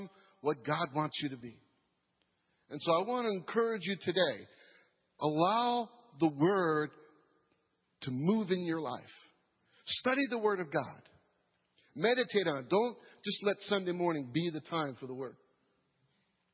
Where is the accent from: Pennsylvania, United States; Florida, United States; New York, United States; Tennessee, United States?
New York, United States; moved away as an adult; now in Madisonville, United States; I'm from New York